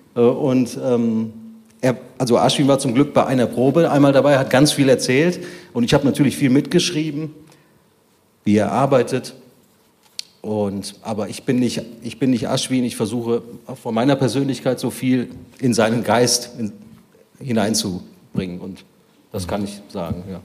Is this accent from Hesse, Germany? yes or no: no; Bonn, North Rhine-Westphalia, Germany; ich als Bonner Inder